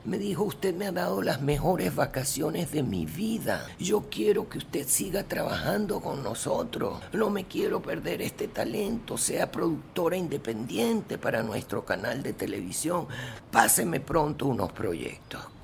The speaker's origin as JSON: {"language": "Spanish", "town": "Caracas", "region": "Capital District", "country": "Venezuela", "also_born_or_lived": "Germany", "accent": "Venezuelan (Caracas)", "moved": "as an adult", "said": "mi acento venezolano. Conchale, Caracas, tú hablas como los caraqueños"}